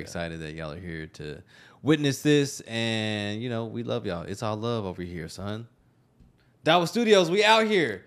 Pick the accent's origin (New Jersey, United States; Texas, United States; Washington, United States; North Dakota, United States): Texas, United States; also born or lived in Austin; I'm not from Austin, but I've been in and out of the area for ten years, ten, eleven years. Like, I'm a Texas kid